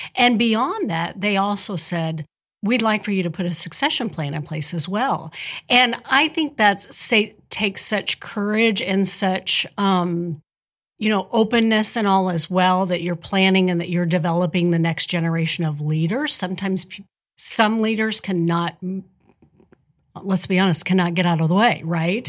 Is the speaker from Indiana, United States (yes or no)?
yes; Spencer County, Indiana, United States; also born or lived in Robinson, Illinois / Evansville, Indiana; I grew up in Spencer County, so I am a tri-state native. Although I went to high school over in Robinson, Illinois